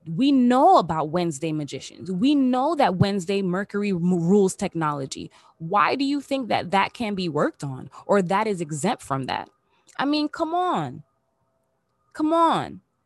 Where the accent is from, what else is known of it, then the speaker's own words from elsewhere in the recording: Miami, Florida, United States; moved away as an adult; also born or lived in Los Angeles; I'm back in my hometown, back in the three oh five period, back in my, back in my city